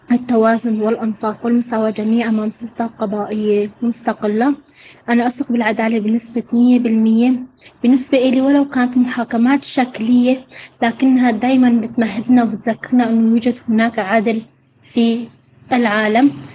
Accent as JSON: {"language": "Arabic", "country": "Syria", "said": "أنا كسورية مقيمة داخل سوريا"}